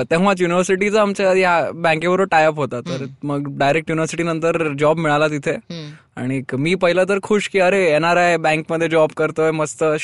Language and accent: Marathi; Maharashtra, India; मी मराठी माणूस आहे पण मी मराठीशी रिलेटेड काहीही करत नाही